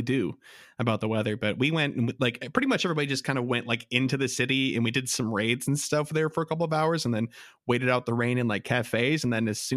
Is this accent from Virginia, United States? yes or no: no; Chicago, Illinois, United States; we're from Chicago